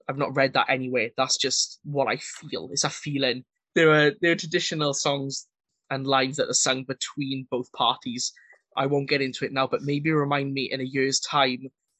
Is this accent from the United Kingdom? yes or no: yes; Wales, United Kingdom; as a Welshman